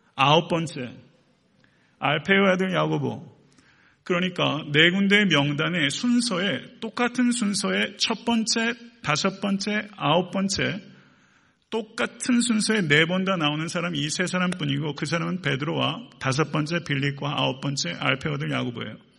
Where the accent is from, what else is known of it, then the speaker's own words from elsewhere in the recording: Buyeo, South Chungcheong, South Korea; now in Atlanta, United States; 충남 부여군 부여읍 453번지